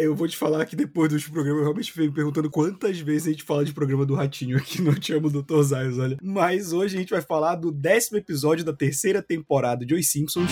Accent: Belém, Pará, Brazil; A gente cresceu em Belém

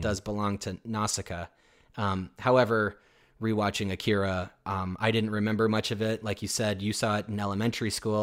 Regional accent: United States; me as an American

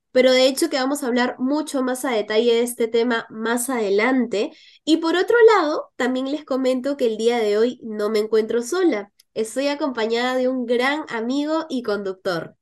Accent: Peru; como peruanos

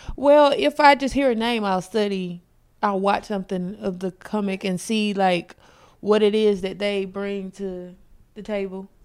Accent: South Carolina, United States; moved away; I'm from South Carolina originally

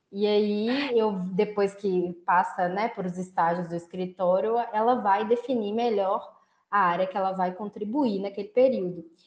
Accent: Belo Horizonte, Minas Gerais, Brazil; eu moro em Belo Horizonte, né? Sou de Belo Horizonte

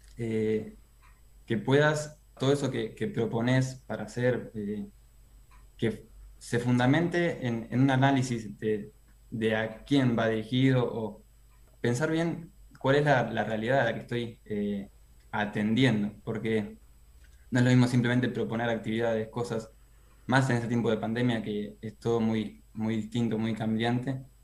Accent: Necochea, Buenos Aires Province, Argentina; moved away as an adult; now in La Plata, Argentina; soy de Necochea, pero bueno, estudio en la UNLP

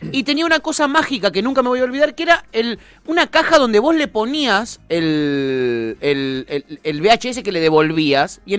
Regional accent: Ezeiza, Buenos Aires Province, Argentina; No, yo soy de Ezeiza.

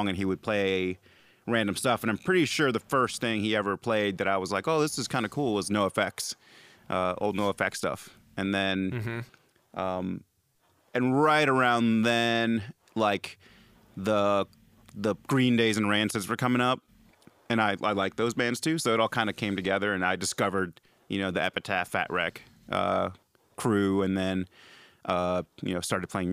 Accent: Northern Virginia, United States; moved away as an adult; also born or lived in Peru / Los Angeles / Richmond; I grew up in Northern Virginia, Nova, from like, you know, late 80s until I moved to Richmond in 2001 or 2000, early 2002

